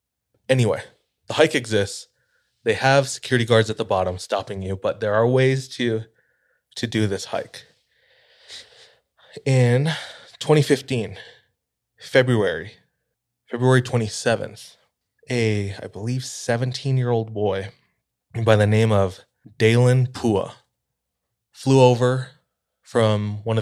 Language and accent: English; Hawaii, United States; So I'm just hyping up my hometown.